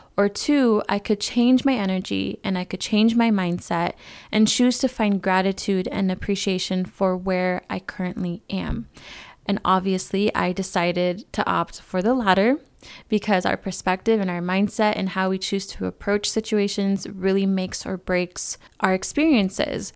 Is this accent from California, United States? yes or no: yes; California, United States; now in Arizona, United States; California, where I'm originally from. Not to my hometown, but another city in California.